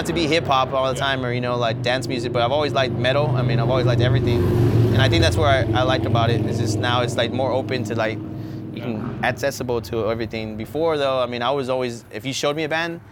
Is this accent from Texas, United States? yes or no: yes; San Antonio, Texas, United States; I've always lived here my whole life